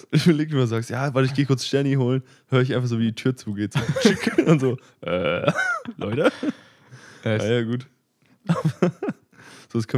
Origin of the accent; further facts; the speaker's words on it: Leipzig, Saxony, Germany; Ich komme aus Leipzig, by the way.